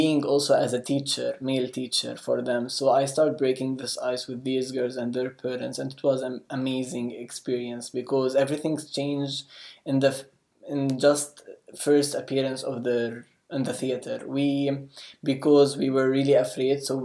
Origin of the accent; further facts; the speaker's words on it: Jerusalem, Palestine; I'm from Palestine, Jerusalem, and specifically Jerusalem.